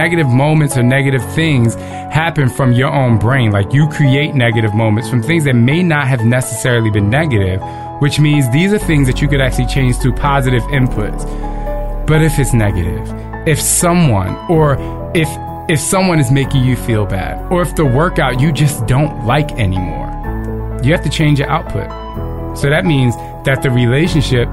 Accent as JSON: {"language": "English", "region": "New Jersey", "country": "United States", "said": "I'm from Jersey"}